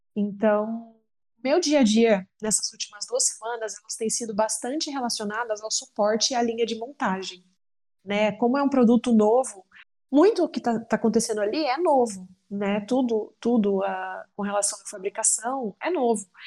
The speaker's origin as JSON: {"language": "Portuguese", "town": "Uberlândia", "region": "Minas Gerais", "country": "Brazil", "tie": "born or raised there", "said": "eu sou natural de Uberlândia, Minas Gerais"}